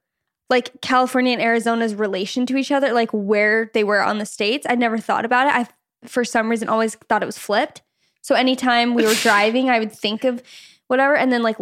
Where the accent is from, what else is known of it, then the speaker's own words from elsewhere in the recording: Canada; I'm Canadian. My stepdad is Canadian. No blood relation there, but we'll take it.